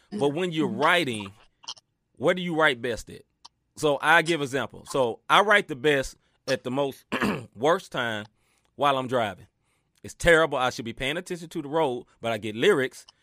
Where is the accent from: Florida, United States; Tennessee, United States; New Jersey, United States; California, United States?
Tennessee, United States; Memphis; now in St. Louis, United States; I'm originally from Memphis, Tennessee, so I got more Memphis pride